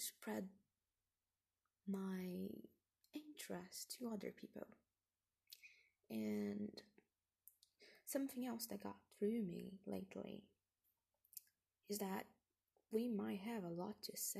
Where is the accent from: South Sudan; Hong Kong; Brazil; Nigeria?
Brazil; English is a second language; moved away as an adult; I'm not from here, I'm from Brazil, and I came to this different land.